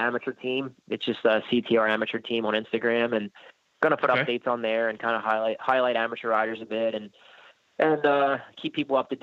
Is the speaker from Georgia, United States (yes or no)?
no; Pennsylvania, United States; I grew up in Pennsylvania.